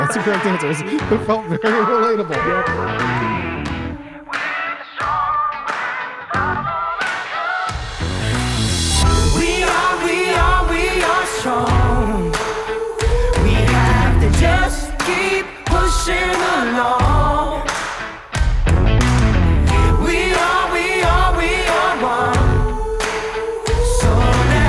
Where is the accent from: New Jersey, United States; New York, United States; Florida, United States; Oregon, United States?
Florida, United States; moved away; I'm originally from Florida, and technically there's a swamp there